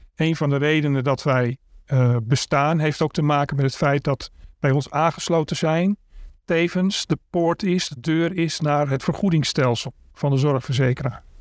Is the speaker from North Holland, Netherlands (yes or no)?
yes; Amsterdam, North Holland, Netherlands; Ik ben 58 jaar geboren en getogen in Amsterdam. Daar woon ik ook nog steeds